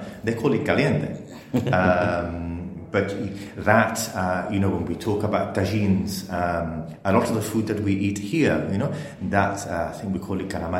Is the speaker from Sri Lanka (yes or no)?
no; Gibraltar; where are you from? And you say, Gibraltar.